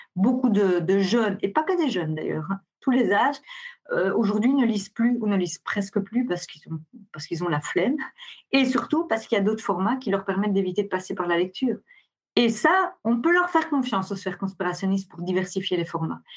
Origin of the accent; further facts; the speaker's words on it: Belgium; je suis belge